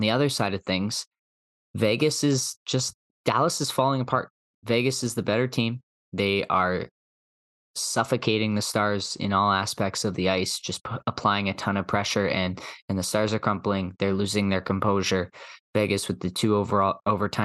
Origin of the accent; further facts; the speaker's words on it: Canada; as Canadian hockey fans